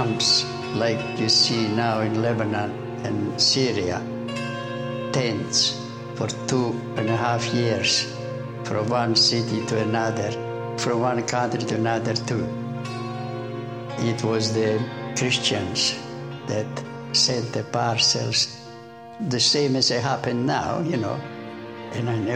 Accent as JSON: {"language": "English", "country": "Serbia", "tie": "born or raised there", "moved": "as an adult", "said": "I come from Serbia. I was orphaned when I was 8"}